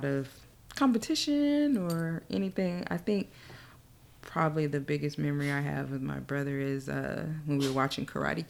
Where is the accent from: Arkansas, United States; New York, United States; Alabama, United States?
Alabama, United States; born there; now in Little Rock, United States; So my dad was in the military. So we moved around from place to place. I was born in Alabama.